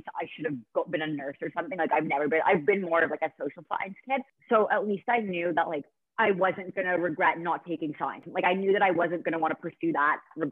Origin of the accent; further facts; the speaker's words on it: Toronto, Ontario, Canada; I'm 22 years old from Toronto, Canada.